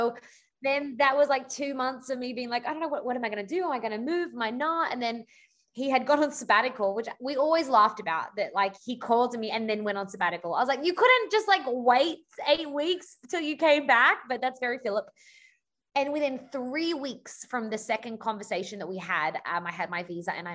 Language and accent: English; Sydney, New South Wales, Australia; moved away as an adult; also born or lived in Los Angeles; now in Orange County, United States; I am from Sydney, Australia, originally. Been in America now for about, I keep losing count, it's somewhere between 8 and 10 years.